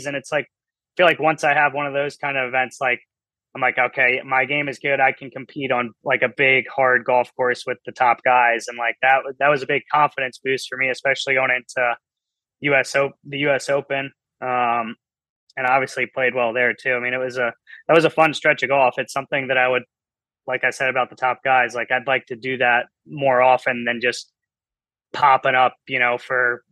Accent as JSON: {"language": "English", "region": "Maryland", "country": "United States", "tie": "born or raised there"}